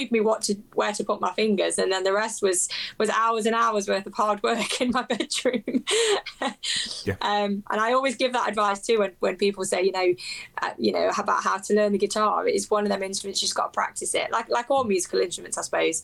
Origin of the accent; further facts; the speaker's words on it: England, United Kingdom; I'm kind of born and raised in England, I do have very strong ties to my Irish heritage